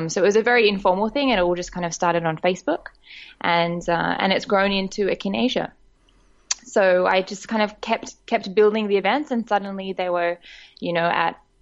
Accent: Sydney, New South Wales, Australia; moved away as an adult; now in Bangkok, Thailand; I'm originally Australian. I was born and grew up in Sydney, Australia, and I've been living in Bangkok, Thailand now for about 4 years.

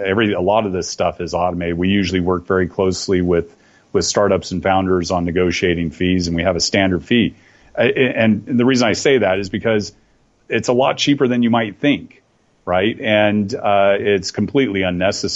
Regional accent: Oakdale, California, United States; moved away as an adult; also born or lived in Taiwan / Hong Kong / South Korea / China; now in Singapore; I grew up on a cattle ranch just east of San Francisco out in the valley. Very close to a little town called Oakdale.

